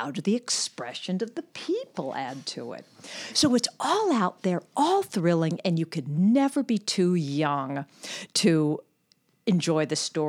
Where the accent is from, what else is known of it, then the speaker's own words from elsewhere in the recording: Los Angeles, California, United States; Los Angeles.